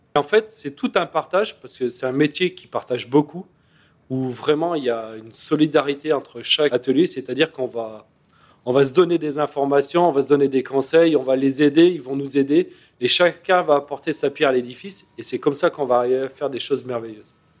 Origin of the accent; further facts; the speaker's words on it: Grenoble, Auvergne-Rhône-Alpes, France; moved away; je suis de Grenoble